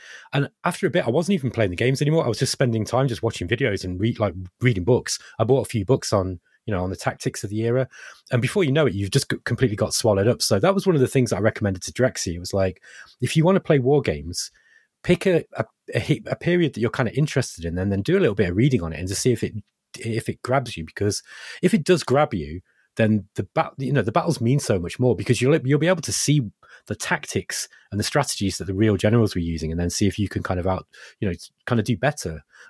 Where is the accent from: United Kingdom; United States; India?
United Kingdom; Derby, East Midlands; I grew up in Derby, and Derby, literally where I live, just across the wall from where, you know, my parents' house, is a park.